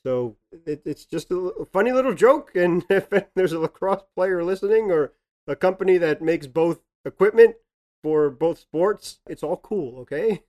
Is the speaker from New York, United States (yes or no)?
no; Massachusetts, United States; growing up in Massachusetts